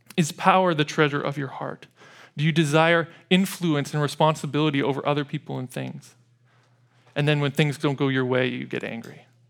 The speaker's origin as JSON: {"language": "English", "town": "Edmonton", "region": "Alberta", "country": "Canada", "tie": "born or raised there", "said": "growing up in Edmonton"}